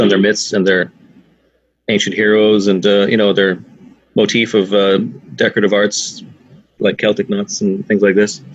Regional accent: Canada; now in Ireland; I'm from Canada.

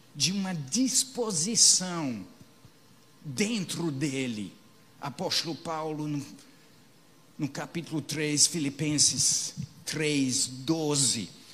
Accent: England, United Kingdom; moved away; os peregrinos da minha terra

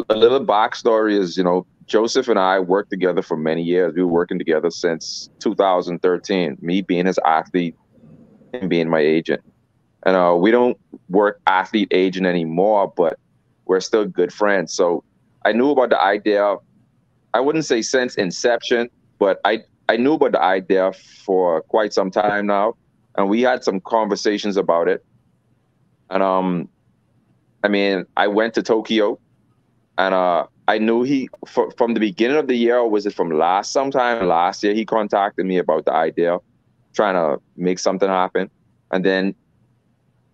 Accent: Bahamas; I'm from the Bahamas

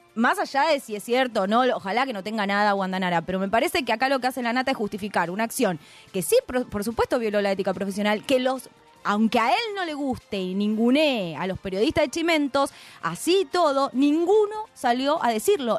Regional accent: Argentina

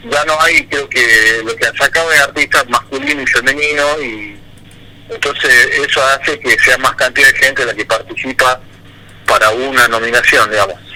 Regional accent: Tucumán, Argentina; yo me siento recontra tucumano, digamos, no, no, todo lo que hago lo pienso como

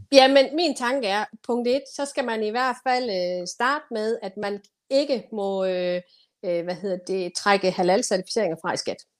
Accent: Denmark; jeg som dansker

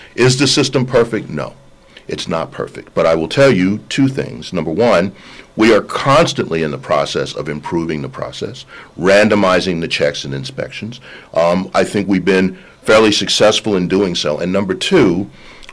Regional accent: New Jersey, United States; I grew up in New Jersey

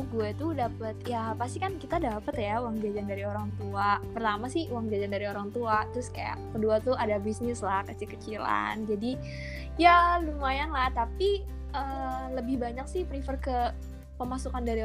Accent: Bekasi, West Java, Indonesia; now in Bandung, Indonesia; rantau nah, dari Bekasi ke

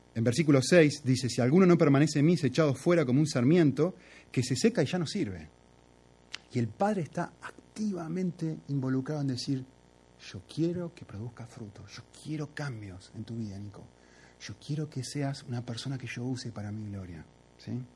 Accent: Argentina; como soy argentino

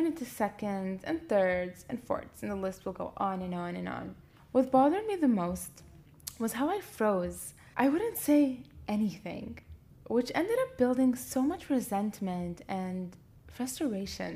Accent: Canada; moved away as an adult; now in Libya; growing up in Canada and coming as a young adult to pursue life in Libya

